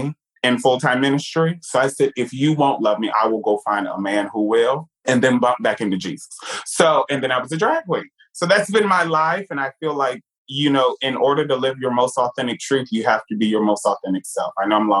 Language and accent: English; New York, United States; moved away; also born or lived in Virginia; Growing up in New York